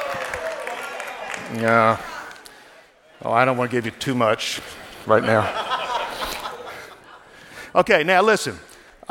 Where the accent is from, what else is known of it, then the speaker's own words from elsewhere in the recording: New Orleans, Louisiana, United States; moved away as an adult; also born or lived in Baton Rouge, Louisiana / Northern California; now in California, United States; I was born in New Orleans, Louisiana, which is now, I heard, the murder capital of the world, and raised down in South Louisiana